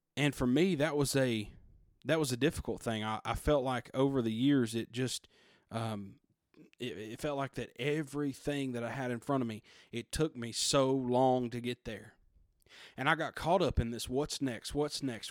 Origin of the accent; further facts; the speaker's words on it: United States; we, as American citizens